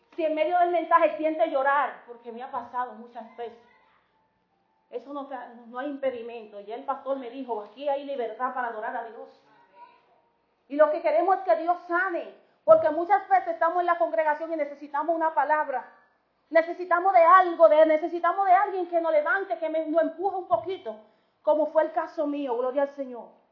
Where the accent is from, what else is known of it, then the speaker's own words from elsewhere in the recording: Dominican Republic; somos dominicanos de pura cepa